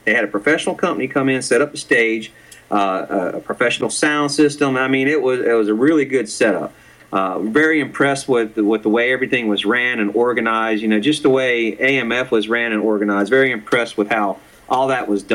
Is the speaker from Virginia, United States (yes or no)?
yes; Virginia Beach, Virginia, United States; now in Raleigh, United States; I was born in Virginia Beach